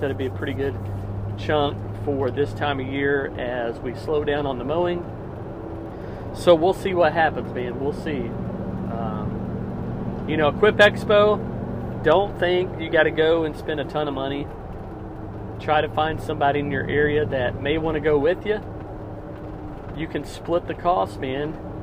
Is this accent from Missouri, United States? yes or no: yes; Missouri, United States; it's about 30 minutes from my hometown